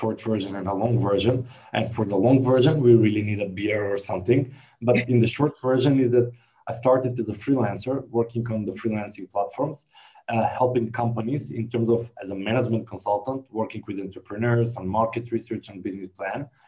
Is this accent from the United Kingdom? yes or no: no; North Macedonia; I'm from Macedonia